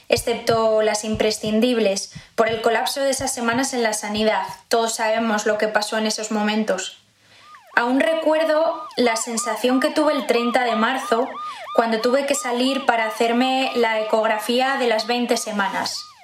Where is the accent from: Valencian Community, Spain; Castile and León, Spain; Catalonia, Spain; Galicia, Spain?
Castile and León, Spain; Zamora; now in Madrid, Spain; Soy de Zamora, pero vivo desde hace años en Madrid.